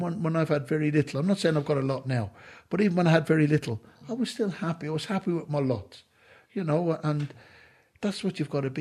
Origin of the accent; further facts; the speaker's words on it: Ireland; I'm an Irishman